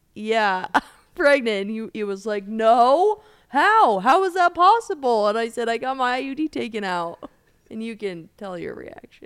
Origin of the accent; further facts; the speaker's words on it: Colorado, United States; I grew up in Colorado